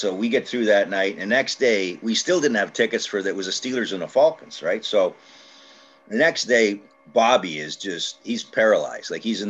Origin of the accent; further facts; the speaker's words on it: Canada; we're from Canada